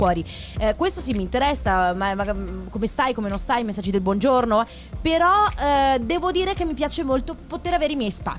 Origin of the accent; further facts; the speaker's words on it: Padua, Veneto, Italy; Io sono di Padova